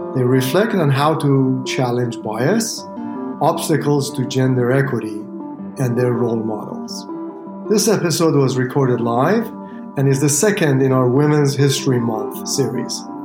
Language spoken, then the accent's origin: English; Brampton, Ontario, Canada; moved away as an adult; also born or lived in Sri Lanka; now in Chicago, United States; I'm an international student from Canada. I'm currently from Brampton, Ontario